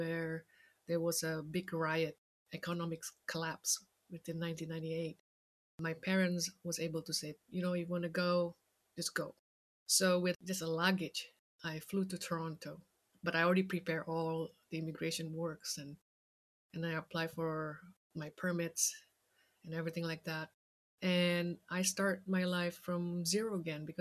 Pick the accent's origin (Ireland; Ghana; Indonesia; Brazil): Indonesia; Jakarta; moved away; I grew up in Jakarta, Indonesia.